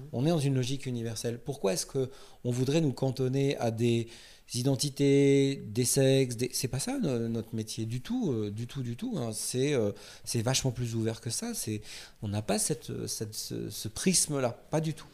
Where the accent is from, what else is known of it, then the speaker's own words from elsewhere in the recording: France; on est français